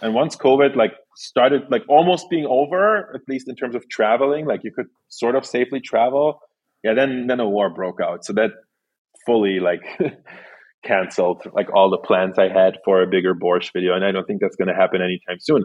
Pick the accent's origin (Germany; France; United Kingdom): Germany; Berlin; also born or lived in Saint Petersburg, Russia; then I moved to Germany, which is where I grew up, in Berlin, Germany